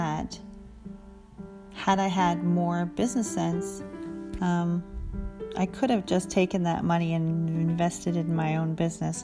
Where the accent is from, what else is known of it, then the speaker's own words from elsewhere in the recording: Canada; I'm a Canadian